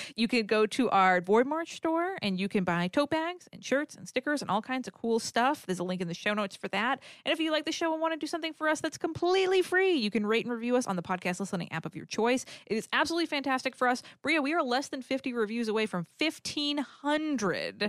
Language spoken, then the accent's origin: English; New England, United States; I grew up in New England, so it's wicked cold and snowy